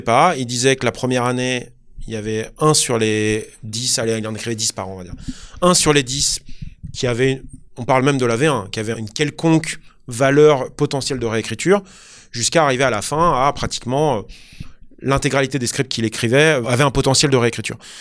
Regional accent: France; also born or lived in Los Angeles, United States; en tant que Français

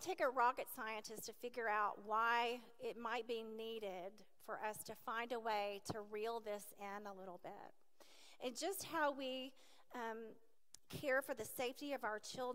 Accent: Nashville, Tennessee, United States; also born or lived in Lewisburg; I was raised in Nashville, as I shared, in an alcoholic family.

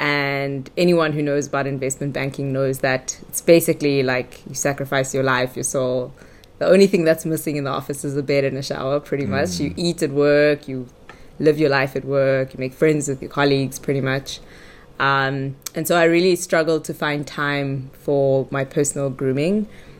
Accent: Johannesburg, Gauteng, South Africa; born there; also born or lived in Durban; So I was born in Johannesburg. My parents were still students at the time, postgrad students at Wits University.

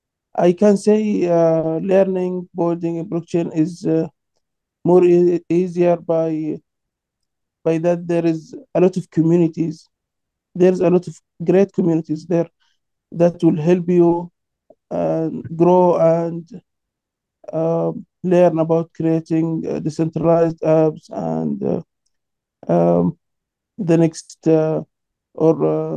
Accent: Sudan; I'm from Sudan, and I lived there for 4 years.

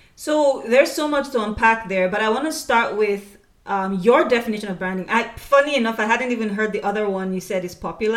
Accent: Nigeria; We're both from Nigeria

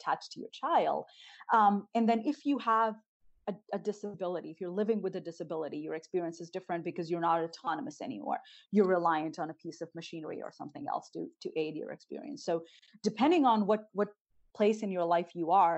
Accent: northern India, India; moved away; growing up in Northern India

